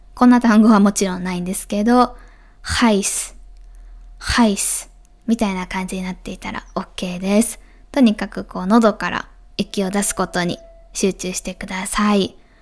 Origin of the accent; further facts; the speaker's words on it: Kansai, Japan; accent: Kansai-ben; 私もあんまり関西弁がなかなか日本語で 抜けない